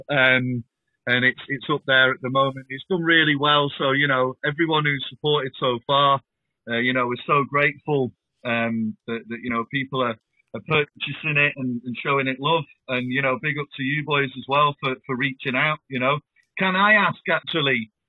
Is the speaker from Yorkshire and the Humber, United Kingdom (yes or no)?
no; Scotland, United Kingdom; obviously, obviously, being Scottish uh, hip hop heads, like yeah.